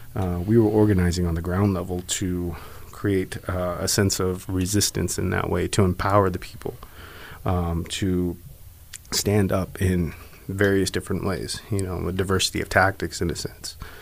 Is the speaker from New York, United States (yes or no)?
no; Black Mesa, Arizona, United States; I'm actually from the Navajo Reservation, Black Mesa specifically.